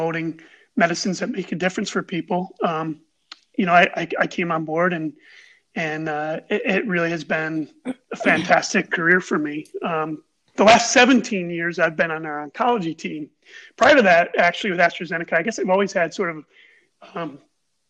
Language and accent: English; Buffalo, New York, United States; I've grown up in Buffalo. I grew up in the Amherst area. I've lived in Buffalo my whole life